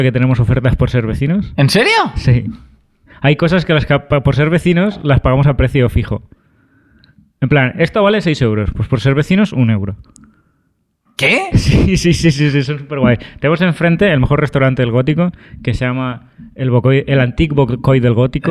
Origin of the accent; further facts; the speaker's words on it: Aspe, Valencian Community, Spain; soy de Aspe, tío. Somos casi vecinos.